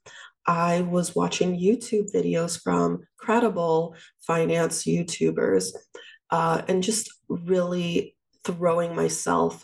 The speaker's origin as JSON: {"language": "English", "town": "New York City", "region": "New York", "country": "United States", "said": "I'm from Queens, New York. I lived at home with my parents after I graduated from undergrad."}